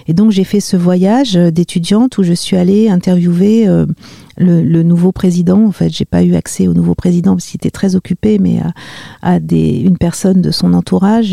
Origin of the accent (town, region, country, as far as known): Marly-le-Roi, Île-de-France, France; born or raised there